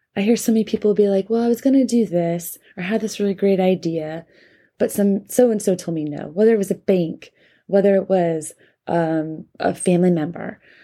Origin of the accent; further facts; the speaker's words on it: North Carolina, United States; my home state of North Carolina